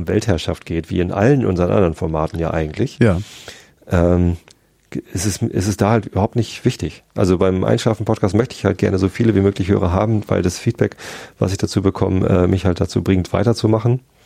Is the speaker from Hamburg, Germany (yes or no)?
yes; Hamburg, Germany; Ich als Hamburger